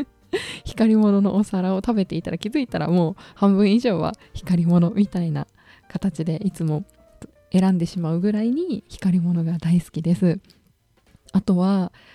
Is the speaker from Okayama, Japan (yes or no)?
yes; Okayama, Japan; 私これ岡山県の出身なので